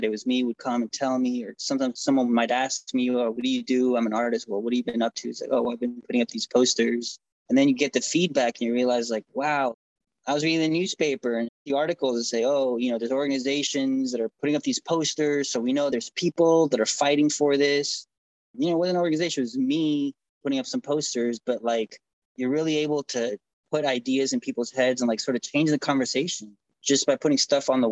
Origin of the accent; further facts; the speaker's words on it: Houston, Texas, United States; also born or lived in Argentina; now in Washington, D.C., United States; My family moved to Houston, Texas, and I've been in DC now for 17 years